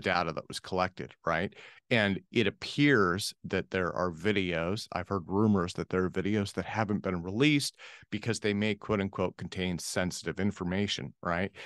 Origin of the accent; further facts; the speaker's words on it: United States; I'm speaking as an American